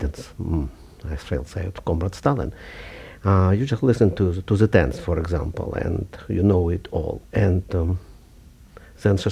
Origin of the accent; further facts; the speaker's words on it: Kharkiv, Kharkiv Oblast, Ukraine; moved away; I was born in 1948 in Kharkov, which was then Ukraine, but still Soviet Union.